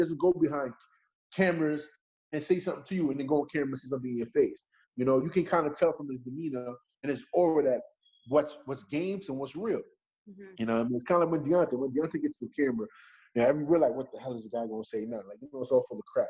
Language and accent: English; New York City, New York, United States; I'm from Bed-Stuy, Brooklyn